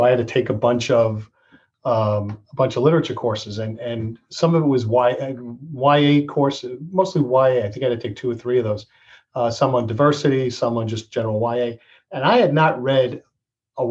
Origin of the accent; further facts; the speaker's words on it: Massapequa, New York, United States; now in Rockville Centre, United States; I grew up in Massapequa